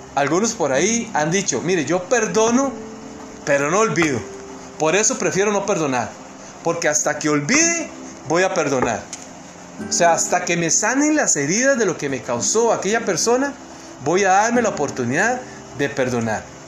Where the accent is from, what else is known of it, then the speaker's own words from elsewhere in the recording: Costa Rica; moved away as an adult; now in New Jersey, United States; soy tico, ¿verdad? Soy costarricense